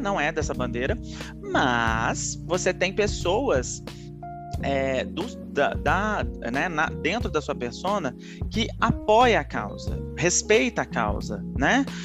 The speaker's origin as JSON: {"language": "Portuguese", "region": "Minas Gerais", "country": "Brazil", "said": "eu sou mineiro falo muito trem"}